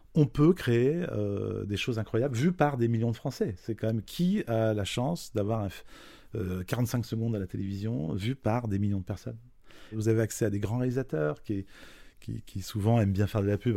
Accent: Vosges, Grand Est, France; now in Paris, France; Je viens de, des Vosges, euh, d'une famille nombreuse

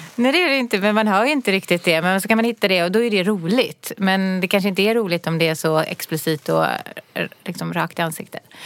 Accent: Gothenburg, Västra Götaland, Sweden; moved away as an adult; now in Stockholm, Sweden; jag kommer ju från Göteborg och jag har bott där i 18 år eller något sånt där

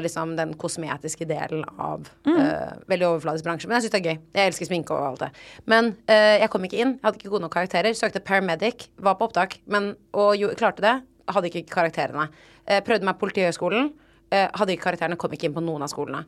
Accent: Oslo, Norway; jeg er sånn Oslo Vest-drittunge

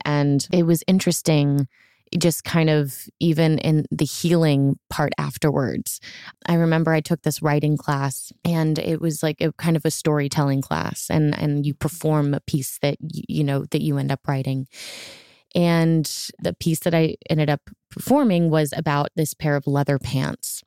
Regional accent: Florida, United States; moved away as an adult; now in Nashville, United States; I grew up in Florida

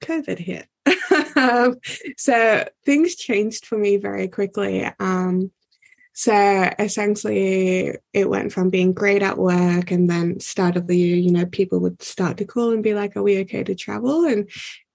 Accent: Victoria, Australia; I love growing up in Australia. I love being Australian.

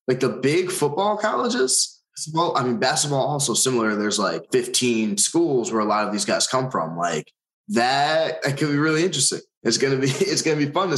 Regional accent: Long Island, New York, United States; I'm from Long Island

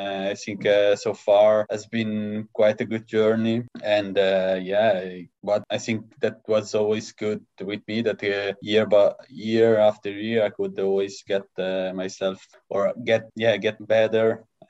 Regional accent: Lugano, Ticino, Switzerland; I was born in Lugano.

